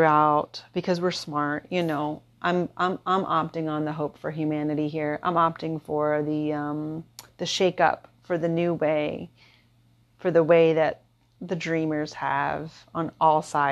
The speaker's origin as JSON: {"language": "English", "town": "Philadelphia", "region": "Pennsylvania", "country": "United States", "moved": "as an adult", "lives_now": "Kauai, United States", "said": "I'm from Philadelphia"}